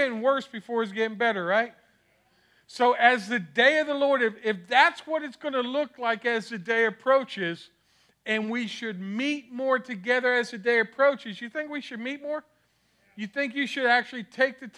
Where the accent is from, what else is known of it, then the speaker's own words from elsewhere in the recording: Miami, Florida, United States; moved away; I'm from Miami, so I'm going back.